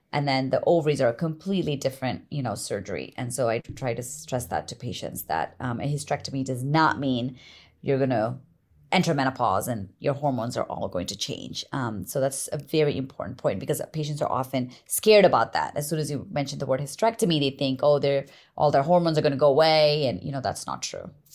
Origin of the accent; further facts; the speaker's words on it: East Coast, United States; moved away as an adult; also born or lived in Massachusetts / Connecticut / Long Island, New York; now in California, United States; I'm from the East Coast originally.